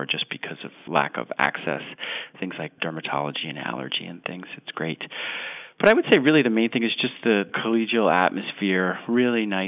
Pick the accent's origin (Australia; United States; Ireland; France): United States; Long Island, New York; now in Boston, United States; I grew up fishing in Long Island, New York.